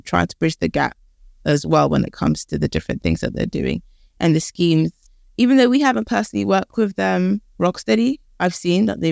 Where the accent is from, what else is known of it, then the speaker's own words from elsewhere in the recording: London, United Kingdom; also born or lived in Canada / Philadelphia, United States / Ghana; I grew up here in London